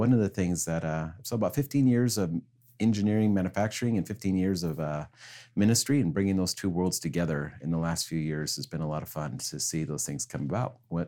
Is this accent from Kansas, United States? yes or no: yes; Kansas, United States; also born or lived in British Columbia, Canada; so really, though I was born in British Columbia, Canada, I was really raised on a farm in Kansas with my grandparents.